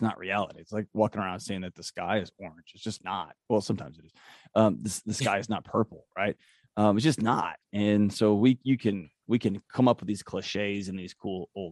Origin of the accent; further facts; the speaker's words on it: Houston, Texas, United States; Born and raised in Houston, Texas